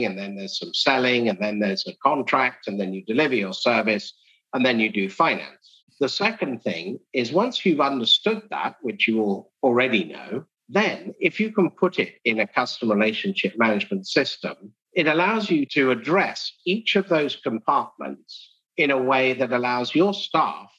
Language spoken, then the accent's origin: English; England, United Kingdom; moved away as an adult; also born or lived in Edinburgh / London; now in Houston, United States; I speak funny because I grew up in England. I now live in Houston, Texas, in America.